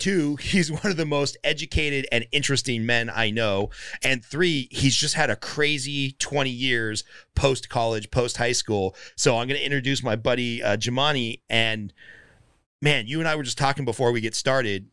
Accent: Glendale, California, United States; also born or lived in Palmdale; I grew up in Glendale

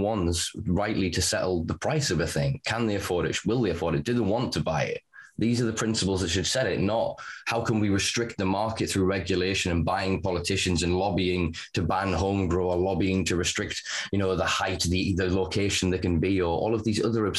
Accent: the north of England, United Kingdom; I'm Northern English

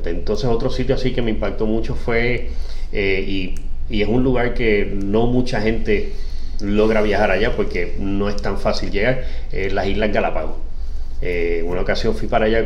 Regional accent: Puerto Rico; Puerto Rico desafortunadamente no tiene muy buenas conexiones para Latinoamérica. O sea, somos parte de Latinoamérica

